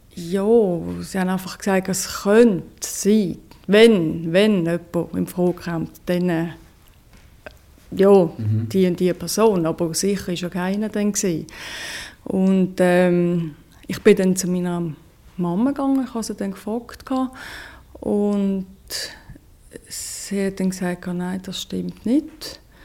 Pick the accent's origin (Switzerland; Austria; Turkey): Switzerland; ich bin Schweizerin